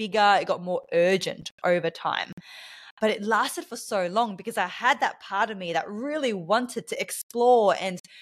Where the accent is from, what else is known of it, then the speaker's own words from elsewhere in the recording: Australia; accent: Australian; also born or lived in Bali; you may be able to tell from my accent that I am from Australia. So I am an Australian in Bali right now.